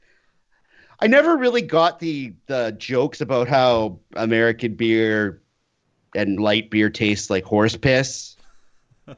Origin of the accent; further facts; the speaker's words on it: Canada; I am Canadian